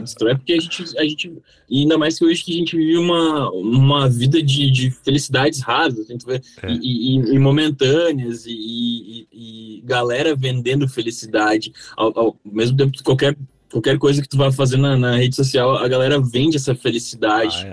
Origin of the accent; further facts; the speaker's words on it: Três Coroas, Rio Grande do Sul, Brazil; moved away as an adult; now in São Paulo, Brazil; a gente saiu de Três Coroas, que é uma cidade muito pequenininha lá no sul